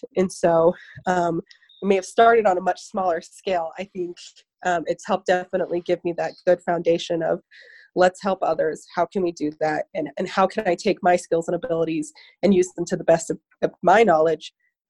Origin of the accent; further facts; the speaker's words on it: Newcastle, Wyoming, United States; Born and raised in Newcastle, Wyoming. When I graduated, I went to the University of Wyoming for another 6 years.